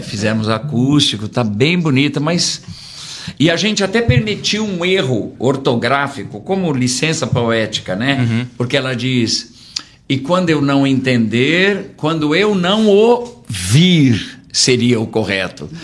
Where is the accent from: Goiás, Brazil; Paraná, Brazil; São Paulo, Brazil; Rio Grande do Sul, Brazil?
São Paulo, Brazil; Nós somos de São Paulo